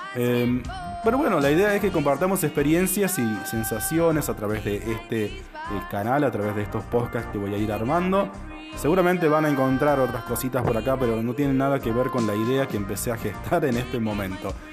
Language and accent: Spanish; Recreo, Catamarca, Argentina; also born or lived in Tartagal, Salta, Argentina; después llegué a Recreo Catamarca, un lugar que, bueno, me he criado en, este, en esta ciudad